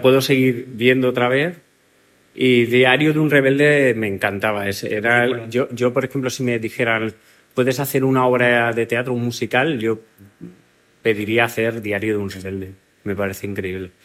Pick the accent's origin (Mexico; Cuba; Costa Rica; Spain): Spain; Alcalá de Henares, Community of Madrid; En Alcalá de Henares, que es mi tierra